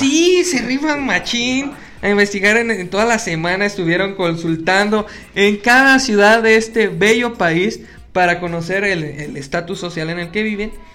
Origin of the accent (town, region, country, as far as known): Mexico